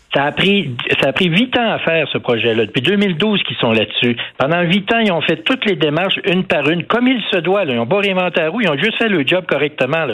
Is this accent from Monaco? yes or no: no; Canada; chez nous au Canada